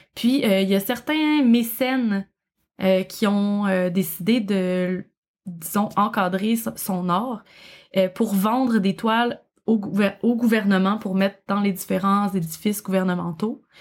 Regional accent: Quebec, Canada; accent: Québécois; j'imagine que vous reconnaissez mon accent. je ne, viens du Québec. Je, je, vis au Québec

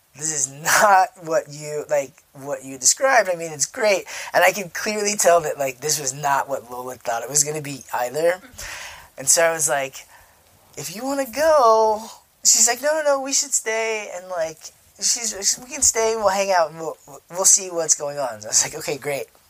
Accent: United States; now in Chicago, United States; me as like an American

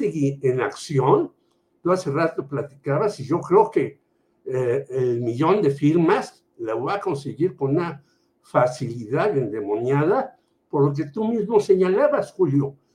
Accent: Mexico City, Mexico; sigo siendo chilango

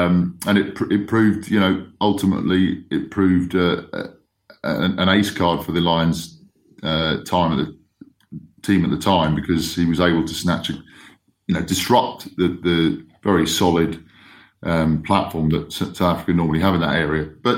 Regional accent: Spain; also born or lived in Kenya; growing up in Spain and Kenya, you know, we'd have a lot of Irish, Scottish, Welsh friends

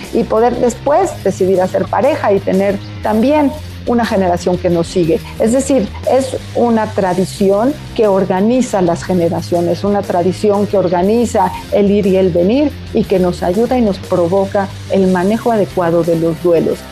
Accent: Mexico; como mexicanos podemos venerar que nuestros muertos se han ido

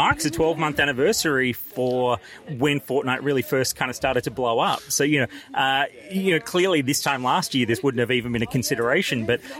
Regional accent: Australia; an Australian journalist

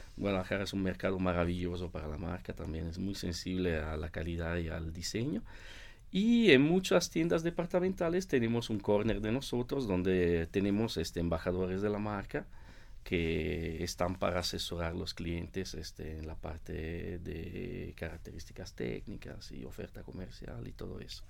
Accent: Italy; moved away; also born or lived in Mexico

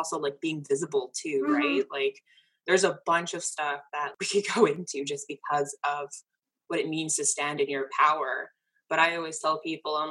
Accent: Canada; I'm Canadian

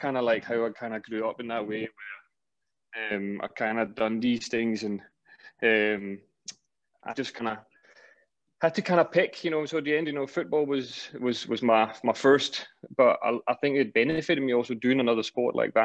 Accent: Denmark; moved away; also born or lived in Scotland; I was still in my hometown, my boys' club at that point

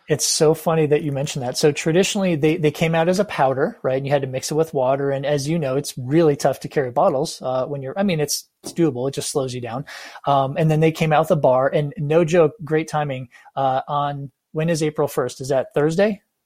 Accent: United States; as an American, right, Caucasian or whatever

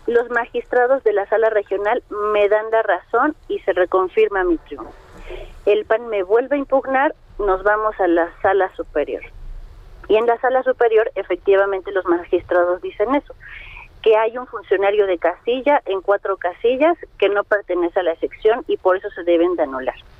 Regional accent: Mexico City, Mexico; soy de Azcapotzalco

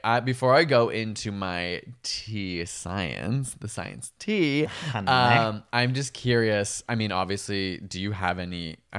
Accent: Canada; we're from Canada, a Commonwealth country that still has our head of state.

